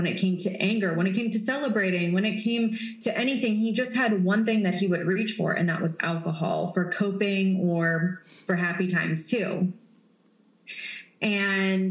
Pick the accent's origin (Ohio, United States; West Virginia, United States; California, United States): West Virginia, United States; moved away; I grew up in West Virginia, which is in the middle of nowhere. It's smaller than the town that I live in now